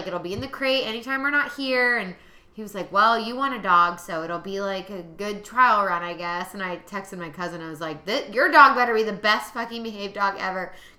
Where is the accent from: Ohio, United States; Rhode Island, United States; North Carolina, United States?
Ohio, United States; Columbus; growing up in Columbus